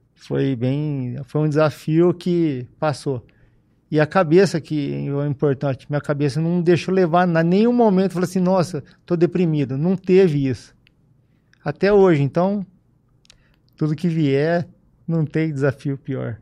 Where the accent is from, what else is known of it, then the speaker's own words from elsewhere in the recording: Ribeirão Preto, São Paulo, Brazil; also born or lived in Piracicaba / Bebedouro; Eu nasci em Piracicaba e vim para Ribeirão com seis anos de idade. Aí de seis anos para cá, só, só vivi aqui, morei aqui